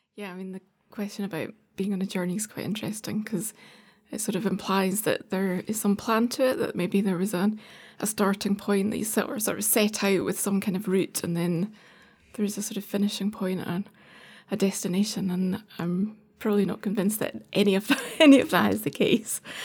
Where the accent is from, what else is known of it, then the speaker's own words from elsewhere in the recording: Edinburgh, Scotland, United Kingdom; moved away; I suppose I grew up in Edinburgh till we were, I was nine years old